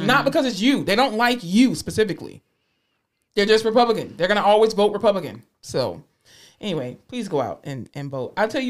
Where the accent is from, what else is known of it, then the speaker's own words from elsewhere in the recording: the South, United States; you know, I'm from the South.